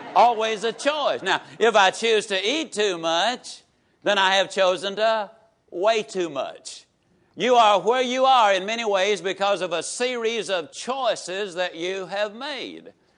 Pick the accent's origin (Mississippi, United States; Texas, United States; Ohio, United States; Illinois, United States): Mississippi, United States; Yazoo City; I can tease about my hometown because it has been so productive